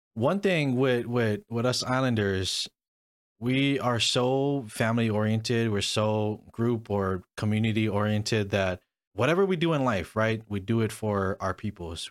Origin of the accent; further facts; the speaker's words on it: Hawaii, United States; first language English; I was born and raised in Hawaii